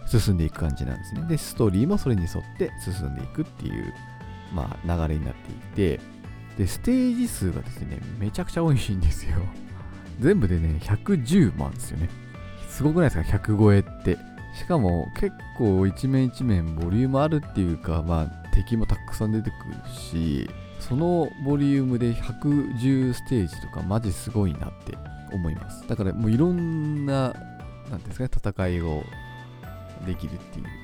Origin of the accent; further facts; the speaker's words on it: Kitami, Hokkaido, Japan; now in Sapporo, Japan; 私があの生まれ育った北見市っていうところ